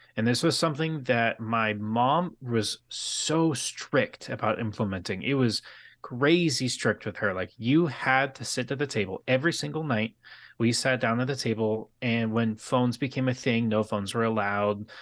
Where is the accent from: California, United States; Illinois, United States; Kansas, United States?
California, United States; San Diego; I grew up in San Diego